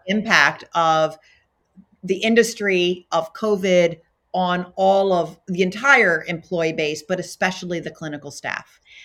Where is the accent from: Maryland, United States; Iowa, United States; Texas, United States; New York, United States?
Maryland, United States; Baltimore; moved away as an adult; also born or lived in California; now in Minneapolis, United States; I was born in Baltimore, Maryland